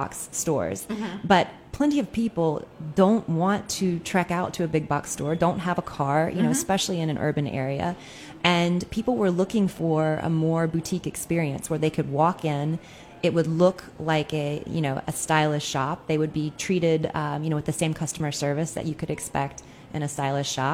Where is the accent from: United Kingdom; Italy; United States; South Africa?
United States; Durham, North Carolina; moved away; My hometown in Durham, North Carolina